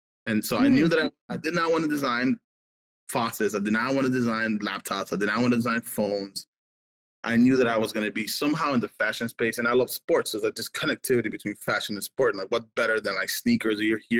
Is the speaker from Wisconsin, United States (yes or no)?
no; Miami, Florida, United States; moved away as an adult; also born or lived in Nicaragua / California / Oregon; when I was a kid in Nicaragua or when I grew up in Miami